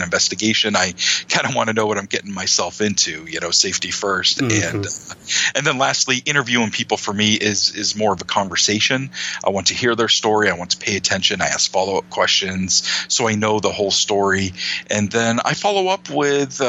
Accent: Maine, United States; my home state of Maine

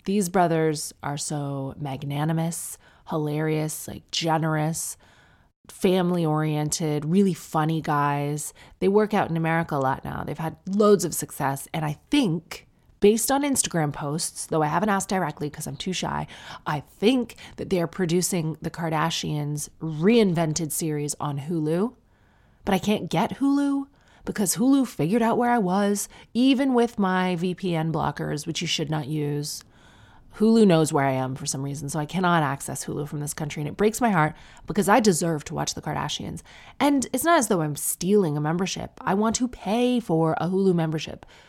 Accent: Sarnia, Ontario, Canada; I'm from Sarnia

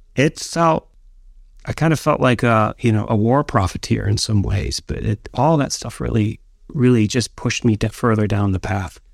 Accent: Escanaba, Michigan, United States; moved away as an adult; also born or lived in New York; my hometown of Escanaba, Michigan

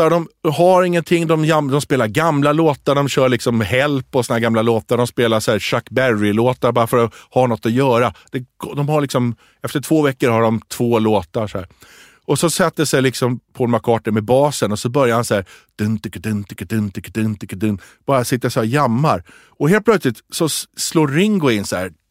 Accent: Tripoli, North Governorate, Lebanon; born there; ja. där jag är född.

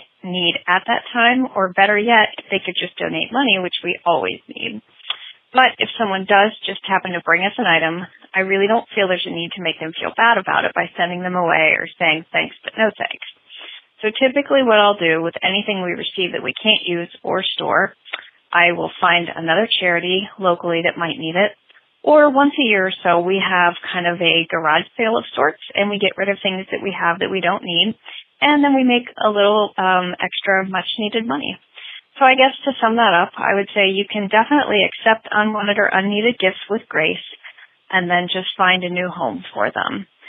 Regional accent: Midwest, United States; And being a Midwesterner, I really don't like to be rude

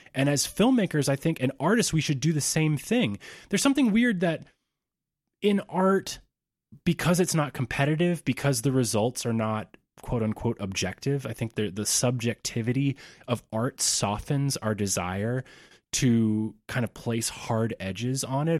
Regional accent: Georgia, United States; moved away as an adult; I had to move back to my home state of Georgia

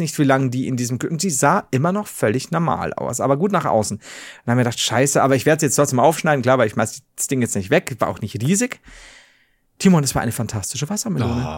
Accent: Regensburg, Bavaria, Germany; das ist mein Heimatort. Hier wohne ich.

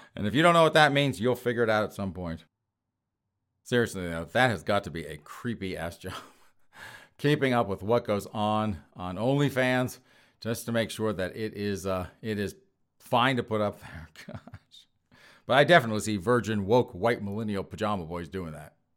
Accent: United States; being an American

